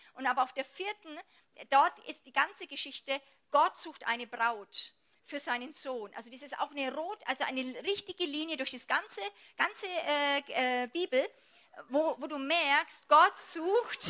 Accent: Germany; bei uns in Deutschland

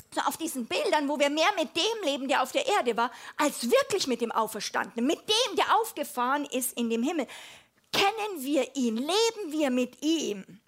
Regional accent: Germany; als Europäerin, als Deutsche

